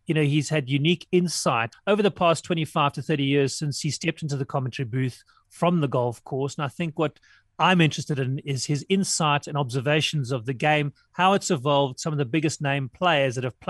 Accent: South Africa; growing up in South Africa

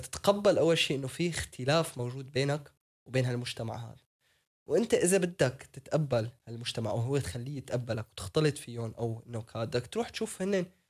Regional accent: Syria; now in Netherlands; انا سوري

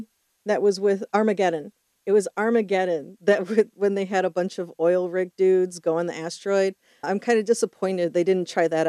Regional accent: Chicago, Illinois, United States; I am from Chicago

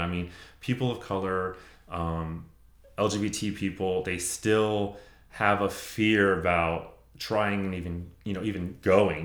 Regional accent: Gwinnett County, Georgia, United States; I grew up in Gwinnett.

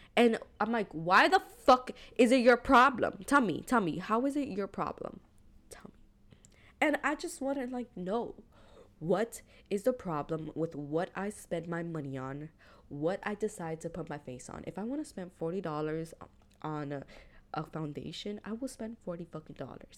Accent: Hialeah, Florida, United States; growing up in Hialeah, the demographic was Cuban.

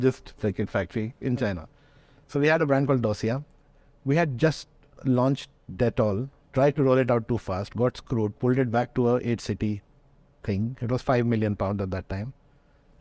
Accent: Delhi, India; moved away as an adult; also born or lived in Beijing / Gurgaon; I come from Delhi.

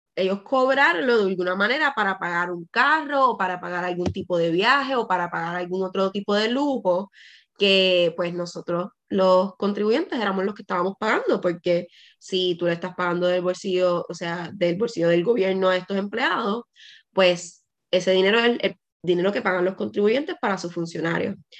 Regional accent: Puerto Rico; en Puerto Rico sí somos caribeños

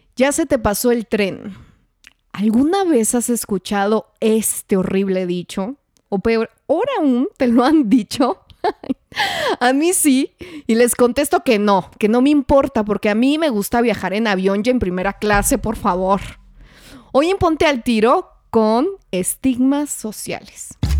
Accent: Parral, Chihuahua, Mexico; moved away; yo soy mexicana y yo soy de provincia, soy de Parral, Chihuahua

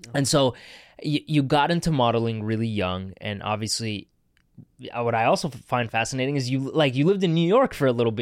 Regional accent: Canada; moved away; growing up in Canada, I didn't feel Canadian enough

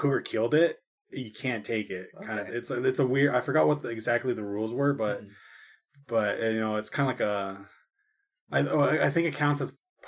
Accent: United States; as an American

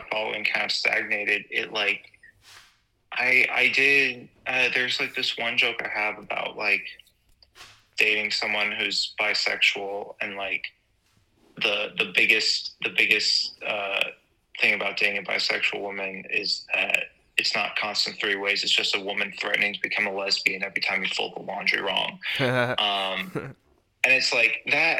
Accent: San Jose, California, United States; now in Los Angeles, United States; being from San Jose where it's like, I'm from San Jose, the world's biggest small town.

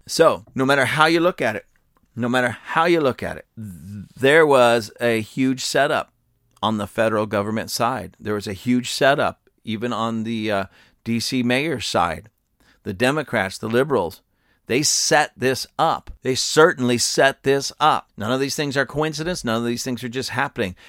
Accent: United States; I'm telling you this as an American.

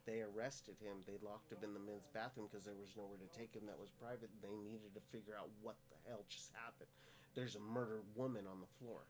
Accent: Stockton, California, United States; I grew up in Stockton

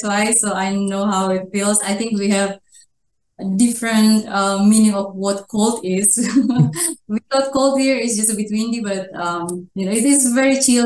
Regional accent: North Sulawesi, Indonesia; I'm from North Sulawesi. I'm Minahasan people.

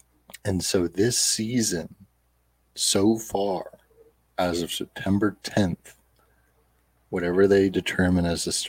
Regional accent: Comox Valley, British Columbia, Canada; also born or lived in Fort Rupert; come from the Hausa Nation, as well as the Big Stone Cree Nation. So, I come from a few different nations. I personally grew up in the Komoks Valley, primarily learning from my Kwagyul, as well as Pentlach and Shatlut roots.

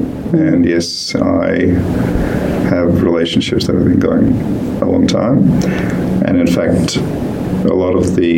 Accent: St Kilda, Victoria, Australia; also born or lived in India; I think, again, very lucky to have grown up around St Kilda and seen a lot of real life, and also growing up in India in some very big cities

